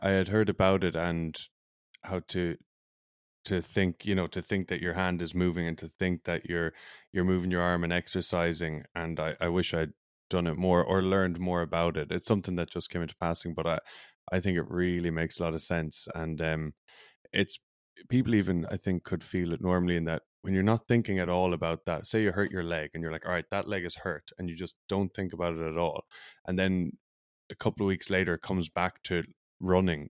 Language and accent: English; Ireland; also born or lived in United States; now in Vancouver, Canada; I'm from Ireland.